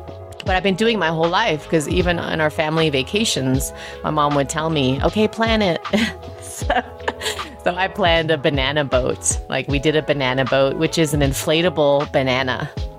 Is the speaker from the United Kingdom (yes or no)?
yes; England, United Kingdom; We had one of the first microwaves growing up in England, and it was giant.